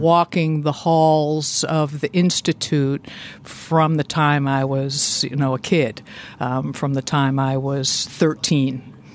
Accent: Boston, Massachusetts, United States; moved away as an adult; also born or lived in Natick, Massachusetts; now in Indiana, United States; I grew up in the Boston area

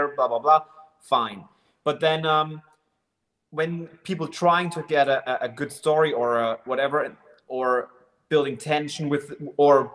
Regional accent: Germany; I'm from Germany.

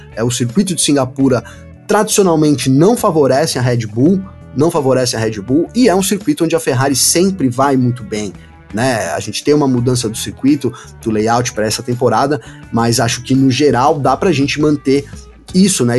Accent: São Bernardo do Campo, São Paulo, Brazil; Aqui em São Paulo, eu sou aqui de São Bernardo do Campo, terra dos batateiros.

